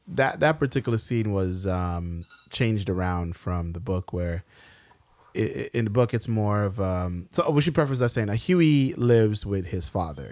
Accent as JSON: {"language": "English", "region": "New York", "country": "United States", "said": "we're from New York"}